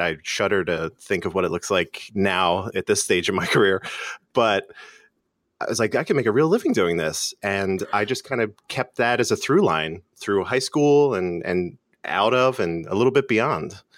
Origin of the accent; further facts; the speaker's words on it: Philadelphia, Pennsylvania, United States; Philadelphia, born and raised